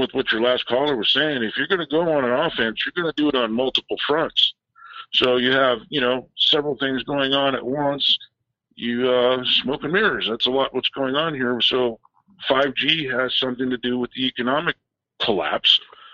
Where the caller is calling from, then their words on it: San Francisco, California, United States; in San Francisco.